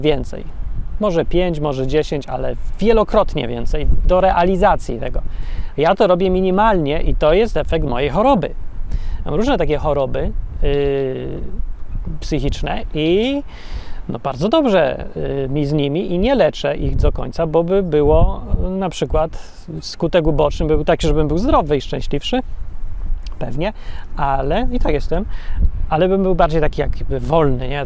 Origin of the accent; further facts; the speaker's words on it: Poland; Ja się wychowałem w bloku PRL-owskim